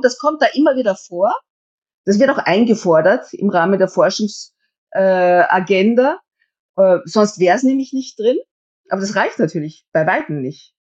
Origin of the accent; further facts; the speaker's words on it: Styria, Austria; Also ich komme ja selber aus der Steiermark